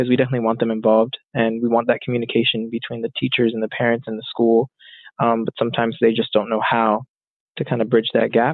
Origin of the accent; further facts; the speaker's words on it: Lancaster, Pennsylvania, United States; I was born and raised in Lancaster, went to Millersville